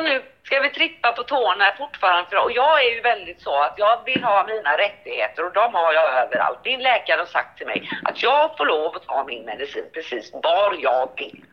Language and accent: Swedish; Sweden; jag är svensk.